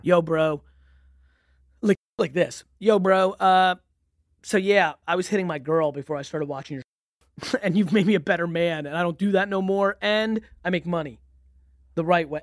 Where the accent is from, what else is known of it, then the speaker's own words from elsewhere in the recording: Edison, New Jersey, United States; also born or lived in Belarus / Queens, New York; where I grew up was Edison, New Jersey